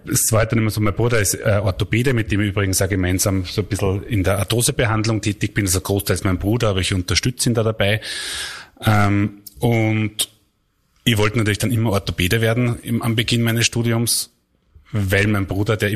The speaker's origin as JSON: {"language": "German", "town": "Buchenau", "region": "Upper Austria", "country": "Austria", "tie": "born or raised there", "lives_now": "Linz, Austria", "said": "also geboren in Linz, aufgewachsen in Buchenau."}